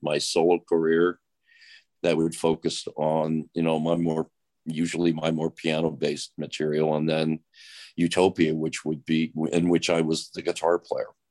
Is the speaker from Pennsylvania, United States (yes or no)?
yes; Philadelphia, Pennsylvania, United States; We're both from Philly